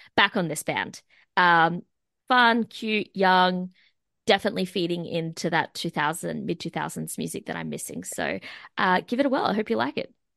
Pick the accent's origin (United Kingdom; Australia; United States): Australia; my hometown, the Sunny Coast, Central Coast